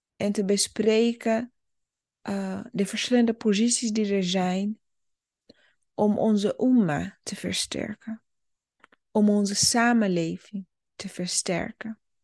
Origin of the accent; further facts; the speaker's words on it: Burundi; now in Netherlands; ik ben zelf geboren in Burundi